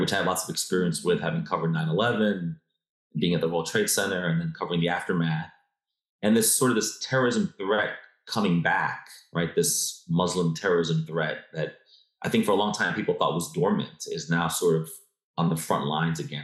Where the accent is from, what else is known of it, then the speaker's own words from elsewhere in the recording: New York, United States; I was born and raised in New York